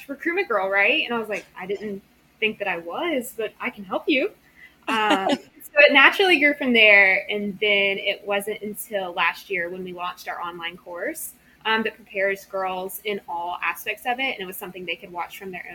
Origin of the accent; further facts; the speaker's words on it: Knoxville, Tennessee, United States; moved away as an adult; also born or lived in Auburn, Alabama / Atlanta, Georgia; I'm originally from Knoxville, Tennessee. So I have been in the South my whole life.